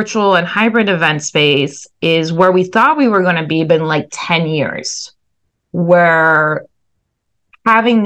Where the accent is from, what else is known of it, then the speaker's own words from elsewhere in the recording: France; moved away as an adult; also born or lived in Southeast Asia / Syracuse, New York / New York City; went back to my home country of France